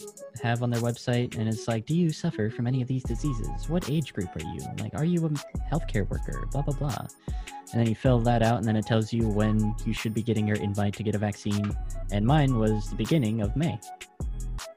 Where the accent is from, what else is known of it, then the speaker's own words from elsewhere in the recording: United States; I'm American.